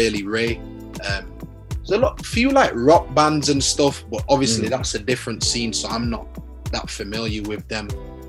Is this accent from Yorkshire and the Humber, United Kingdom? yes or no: yes; Leeds, Yorkshire and the Humber, United Kingdom; growing up in Leeds, bro, like, I had a good childhood, man.